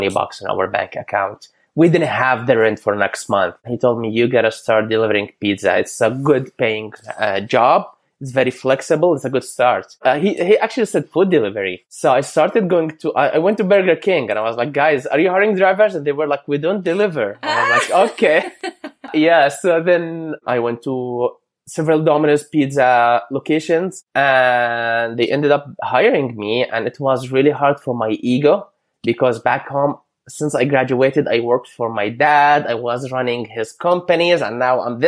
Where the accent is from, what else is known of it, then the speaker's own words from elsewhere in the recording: Amman, Amman Governorate, Jordan; English is a second language; moved away as an adult; now in Canada; So I grew up in Amman, the capital of Jordan